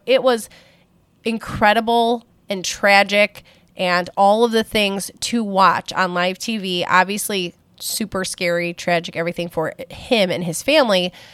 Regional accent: Buffalo, New York, United States; I am from Buffalo, New York

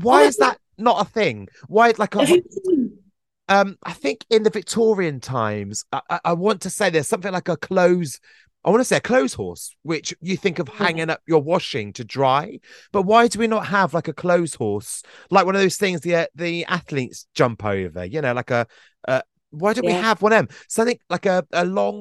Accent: Glastonbury, South West England, United Kingdom; I'm from Glastonbury.

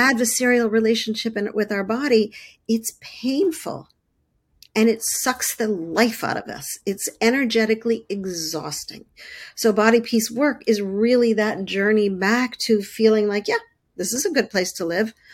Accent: Montreal, Quebec, Canada; I grew up, um, in Canada, I grew up in Montreal

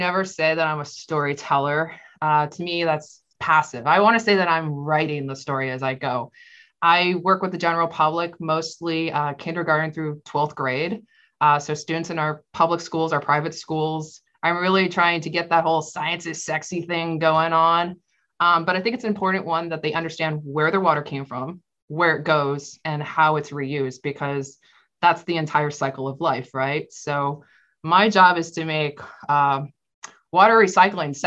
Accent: Florida, United States; I lived and I grew up in Florida

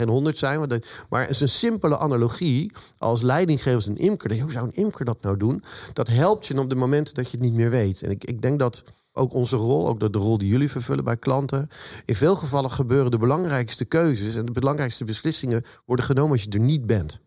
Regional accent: Zoetermeer, South Holland, Netherlands; also born or lived in Eindhoven; ik kom uit Zoetermeer. Daar woon ik

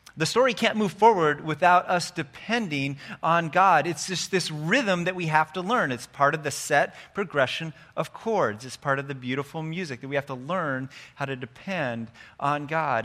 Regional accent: United States; We're good American Christians

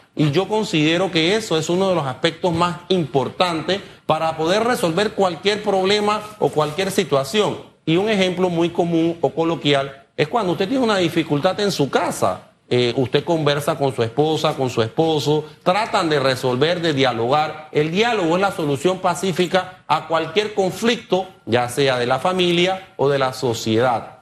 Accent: Panama

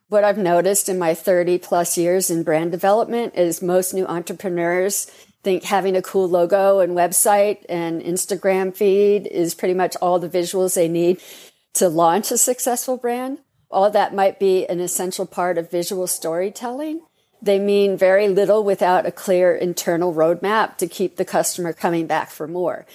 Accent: Los Angeles, California, United States; I was growing up in Hollywood

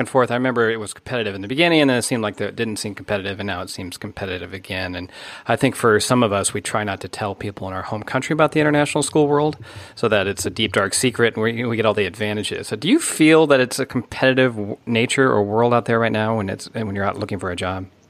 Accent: United States; moved away

